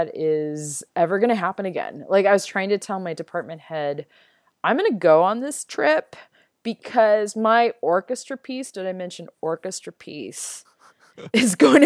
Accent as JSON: {"language": "English", "town": "Los Angeles", "region": "California", "country": "United States", "tie": "born or raised there", "also_born_or_lived": "Vermont", "moved": "as an adult", "lives_now": "Central Ohio, United States", "said": "I lived in LA all my life"}